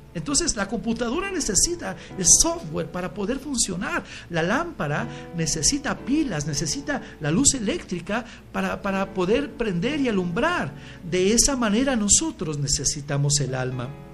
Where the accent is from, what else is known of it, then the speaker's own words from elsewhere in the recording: Michoacán, Mexico; nací eh, en Michoacán